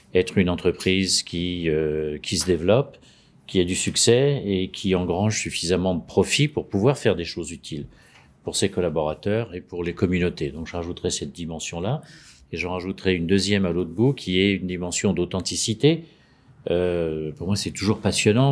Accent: France; now in Munich, Germany; je suis français, j'habite à Munich

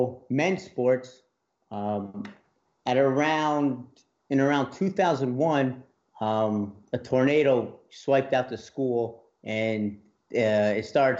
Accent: New Jersey, United States; moved away as an adult; now in Mississippi, United States; I'm from New Jersey, so moving down here in Mississippi was a big leap, leaving home

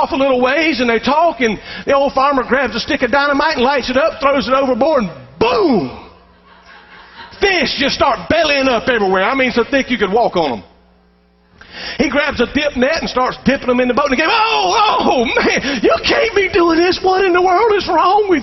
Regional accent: Columbus, Georgia, United States; I grew up in Columbus, Georgia, right on the bank there of the Chattahoochee River

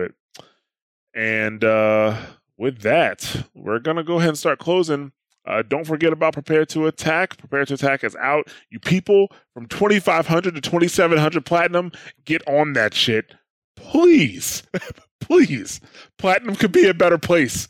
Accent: New Jersey, United States; I'm from New Jersey. That's just the way I talk

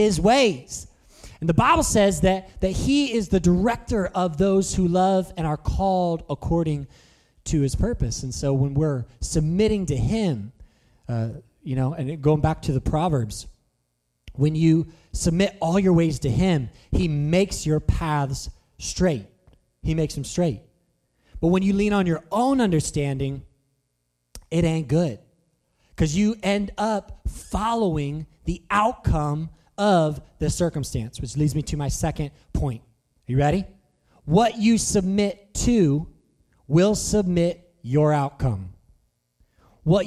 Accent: Chester County, Pennsylvania, United States; I was from Chester County

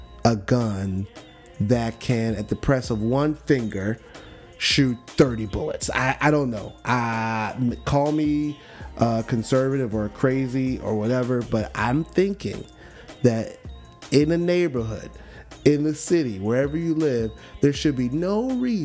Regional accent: Miami, Florida, United States; from Miami.

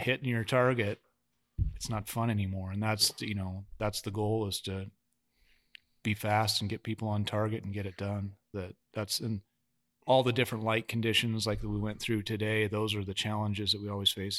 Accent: Wyoming, United States; I'm from Wyoming

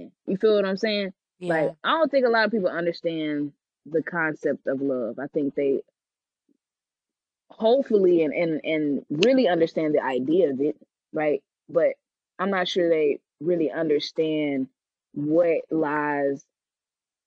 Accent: Georgia, United States; now in Cincinnati, United States; I'm from Georgia

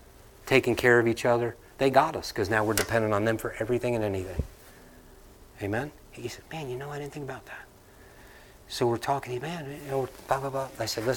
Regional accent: Northeast, United States; I mean, when I came down here and I'm from the Northeast and I'm talking to people, they're looking at me like I'm speaking a different language.

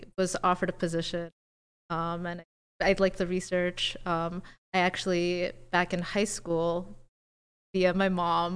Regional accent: United States; also born or lived in New Jersey / Ohio / Cleveland; now in Las Vegas, United States; I grew up half my life in New Jersey and half my life in Ohio, which is 8 hours away from each other

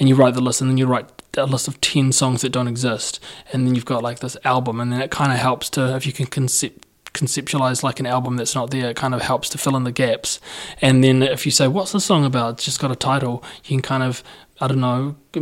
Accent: Christchurch, Canterbury, New Zealand; I'm from Christchurch.

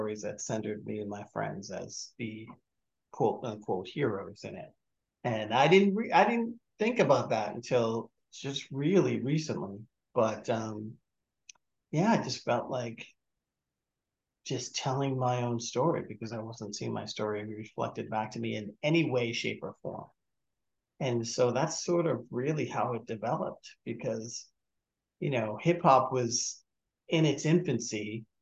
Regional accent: Malden, Massachusetts, United States; I grew up in Malden, Massachusetts, small working class town north of Boston.

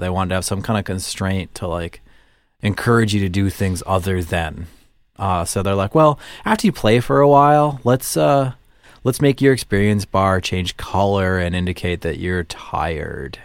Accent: Midwest, United States; accent: Midwestern; I don't often think of myself as having a Midwestern accent

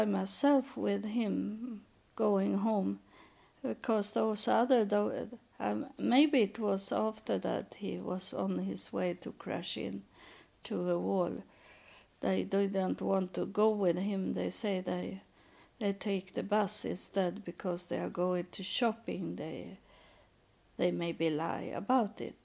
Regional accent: Sweden; moved away; I'm from Sweden

